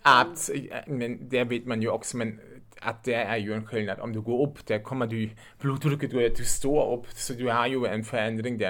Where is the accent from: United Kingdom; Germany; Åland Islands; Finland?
Germany; accent: German; Swedish is a second language; moved away as an adult; also born or lived in Lübeck, Germany; now in Uppsala, Sweden; Jag är en tysk och därför låter jag som jag låter